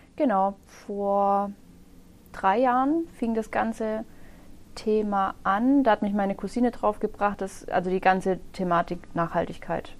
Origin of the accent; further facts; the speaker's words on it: Öschelbronn, Baden-Württemberg, Germany; also born or lived in Herrenberg; Ich bin gebürtige Öschlebraunerin